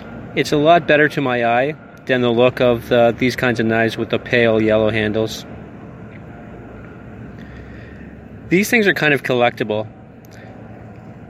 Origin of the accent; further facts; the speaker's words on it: Canada; I'm Canadian